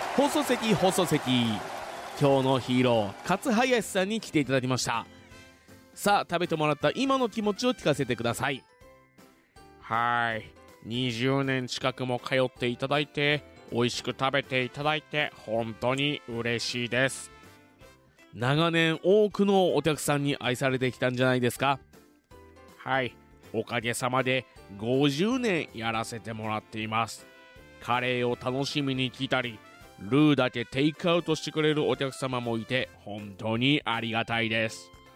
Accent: Fuji, Shizuoka, Japan; 生まれも育ちも静岡県富士市ということで

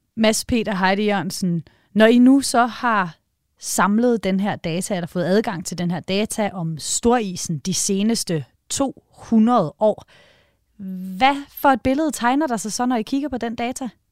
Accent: Denmark

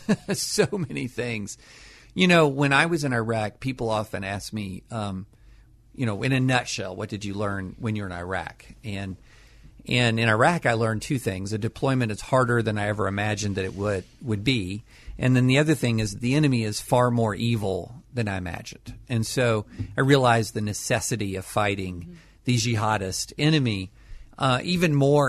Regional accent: Kentucky, United States; moved away as an adult; also born or lived in Nashville / Harvard; I grew up in Kentucky

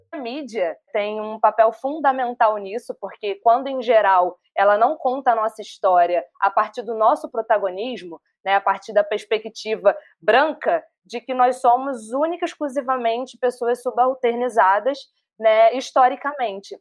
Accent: Rio de Janeiro, Brazil; sou carioca, suburbana

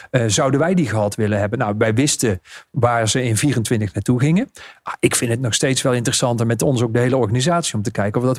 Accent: Netherlands; wij zijn als Nederlanders ook vrij snel verveeld.

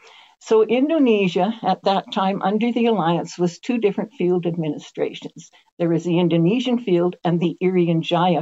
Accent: Canada; I'm coming from Canada where we stay up late.

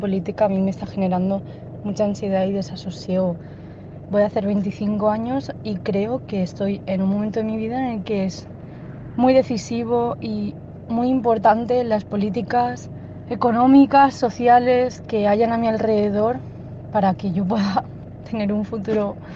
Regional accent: Valladolid, Castile and León, Spain; moved away as an adult; now in Lisbon, Portugal; soy de Valladolid, pero resido en Lisboa, en Portugal.

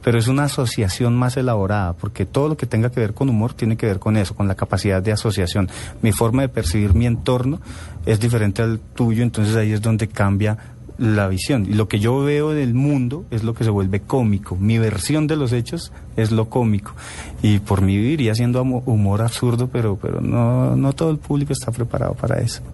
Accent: Bogotá, Colombia; yo nací en Bogotá, el 20 de marzo del 77

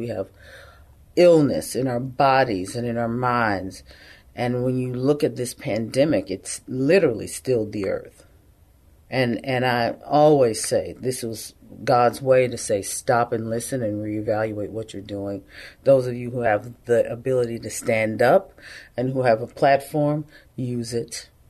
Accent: Yanbu, Medina Province, Saudi Arabia; I'm a Christian, but I grew up in Saudi Arabia. Part of my time was there, and lived in a little city called Yanbu, Saudi Arabia, between Mecca and Medina.

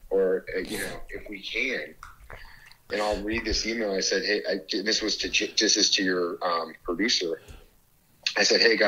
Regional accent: Canada; I am Canadian

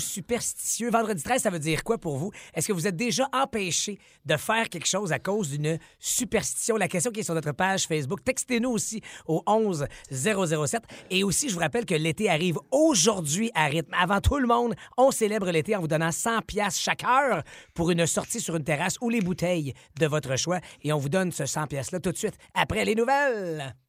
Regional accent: Outaouais, Quebec, Canada; je suis de l'Outaouais

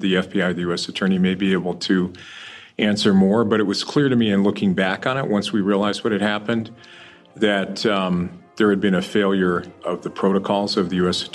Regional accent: Boulder, Colorado, United States; I grew up in Boulder, went to high school here

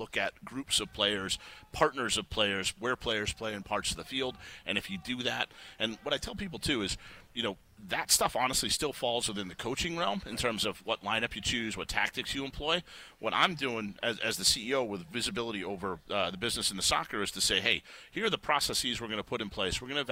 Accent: Chicago, Illinois, United States; moved away; I grew up in Chicago watching Michael Jordan and Walter Payton.

